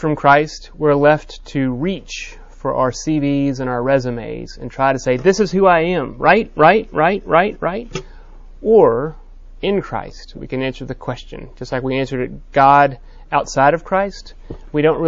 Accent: Texas, United States; I'm a Texan

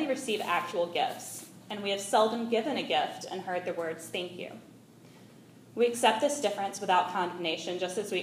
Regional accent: Mountain Brook, Alabama, United States; moved away as an adult; now in Nicaragua; I grew up in Mountain Brook

